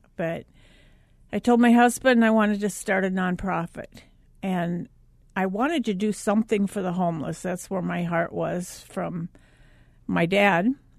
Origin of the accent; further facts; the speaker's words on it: Minnesota, United States; I grew up in Minnesota